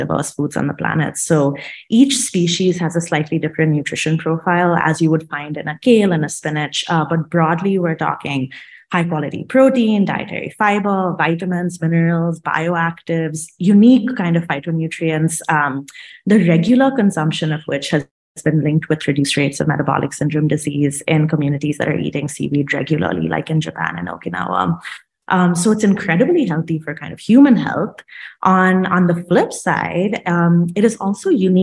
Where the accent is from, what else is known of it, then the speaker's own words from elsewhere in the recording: India; moved away as an adult; now in United States; I'm originally from India. I moved to the States for college a long time ago